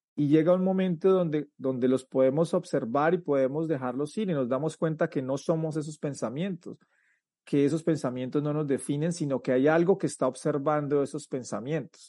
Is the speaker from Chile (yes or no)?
no; Colombia; moved away as an adult; now in United States; soy colombiano y, en el, y cuando tenía 19 años decidí o por situaciones de la vida decidí emigrar a los Estados Unidos